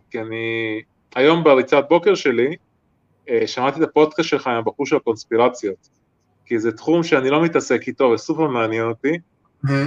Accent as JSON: {"language": "Hebrew", "region": "Haifa District", "country": "Israel", "said": "גם אני מהקריות במקור."}